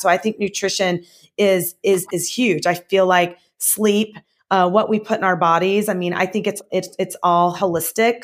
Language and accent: English; the South, United States; now in Southern California, United States; I'm from the South, and, um, I grew up, um, I grew up actually in a healthy household